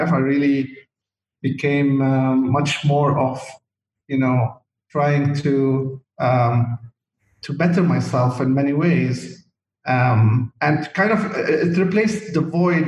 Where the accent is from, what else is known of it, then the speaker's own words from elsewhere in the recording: Chouf, Mount Lebanon, Lebanon; moved away as an adult; also born or lived in Saudi Arabia; my life as a kid, growing up in the Shouf area, which is an area in the mountain of Lebanon